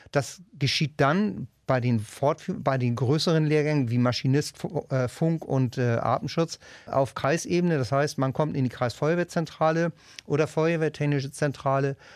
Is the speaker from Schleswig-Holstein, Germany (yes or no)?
yes; Wedel, Schleswig-Holstein, Germany; mein Bereich geht eben halt von Harrislee bis runter nach Wedel